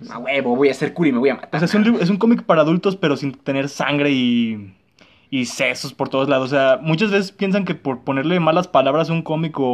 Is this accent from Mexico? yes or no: yes; Polanco, Mexico City, Mexico; born there; Nací en Polanco y me mandan a Ecatepec, güey, no mames.